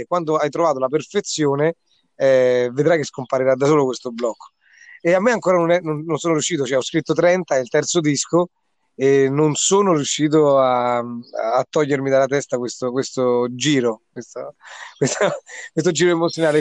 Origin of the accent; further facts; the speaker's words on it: Grotte Santo Stefano, Lazio, Italy; sono di Grotte Santo Stefano, Viterbo